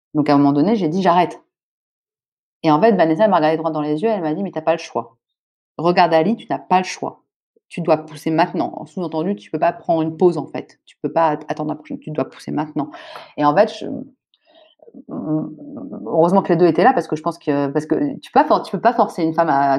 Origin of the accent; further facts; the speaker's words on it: France; also born or lived in Senegal; moi, je suis française